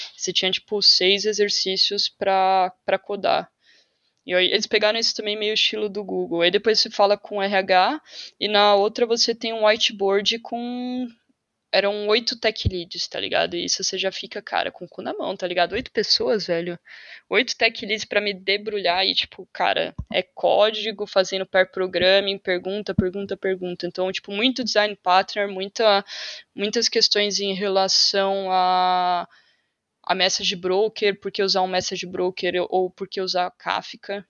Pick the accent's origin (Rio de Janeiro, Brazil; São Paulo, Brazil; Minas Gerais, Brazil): São Paulo, Brazil; moved away as an adult; now in Portugal; Eu sou de São Paulo